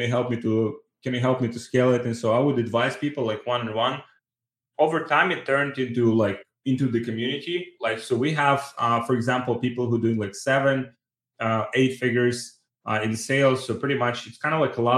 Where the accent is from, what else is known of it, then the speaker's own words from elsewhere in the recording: Ukraine; moved away; I'm from Ukraine